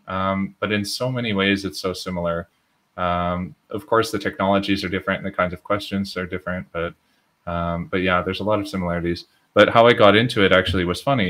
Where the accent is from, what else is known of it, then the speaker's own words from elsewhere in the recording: Edmonton, Alberta, Canada; moved away as an adult; now in Belgium; I'm also from Edmonton, Edmonton Oilers.